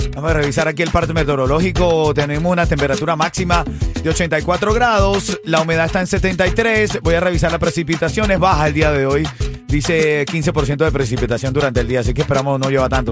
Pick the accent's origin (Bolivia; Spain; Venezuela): Venezuela; yo soy venezolano